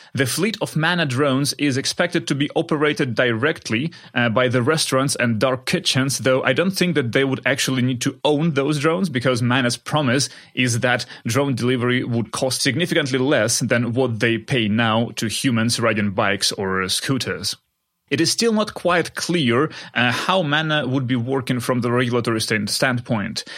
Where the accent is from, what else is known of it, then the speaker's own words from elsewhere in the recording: Kharkiv, Kharkiv Oblast, Ukraine; moved away; spending time in my hometown of Kharkiv in Ukraine